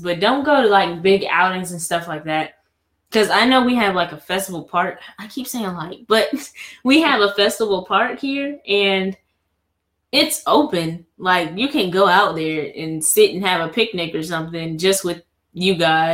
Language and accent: English; the South, United States; we're from the South. We're in the South